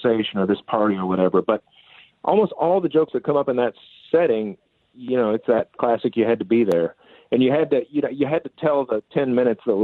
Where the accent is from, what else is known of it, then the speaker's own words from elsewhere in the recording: Denton, Texas, United States; I grew up in Texas